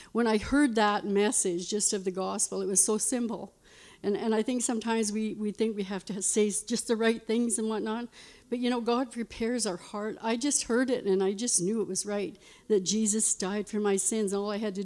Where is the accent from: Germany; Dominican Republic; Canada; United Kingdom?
Canada; Lloydminster; I was born in Lloydminster Hospital there, and I lived on a farm.